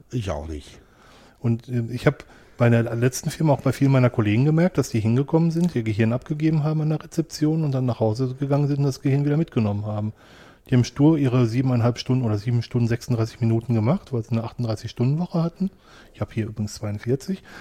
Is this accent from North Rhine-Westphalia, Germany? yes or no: yes; Wanne-Eickel, North Rhine-Westphalia, Germany; in Wanne-Eickel echt im Ruhrgebiet groß geworden und ich habe gesagt, ich werde meinen Wanne-Eickel nie verlassen.